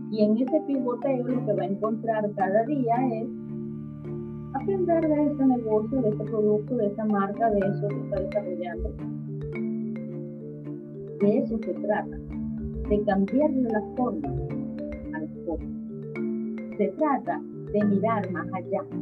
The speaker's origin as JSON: {"language": "Spanish", "country": "Venezuela", "moved": "yes", "said": "Qué tan flexible soy cuando me quedo en Venezuela. Qué tan flexible soy cuando salgo de Venezuela."}